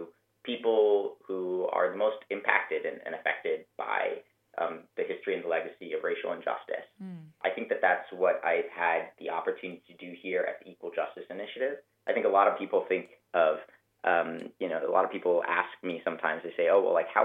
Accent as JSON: {"language": "English", "town": "Denver", "region": "Colorado", "country": "United States", "tie": "born or raised there", "moved": "as an adult", "lives_now": "Montgomery, United States", "said": "I grew up in Denver, Colorado"}